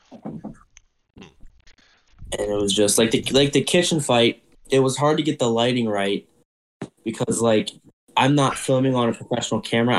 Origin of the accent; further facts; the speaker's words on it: Maryland, United States; In my hometown in Maryland at my house.